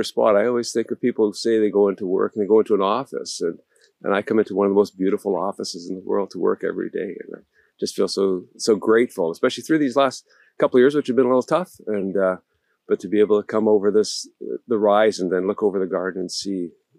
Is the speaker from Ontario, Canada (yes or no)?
no; Victoria, British Columbia, Canada; I'm from Victoria